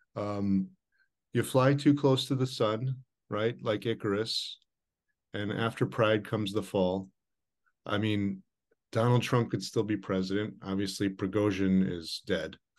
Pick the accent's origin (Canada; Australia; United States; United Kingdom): United States; I'm an American